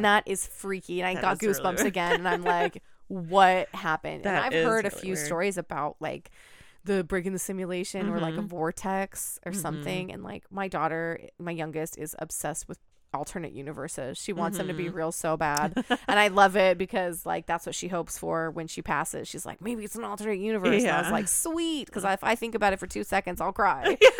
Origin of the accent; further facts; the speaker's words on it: Pacific Northwest, United States; But it just reminds me of like the area that I grew up in the Pacific Northwest. I literally had so many farms right down the street from me.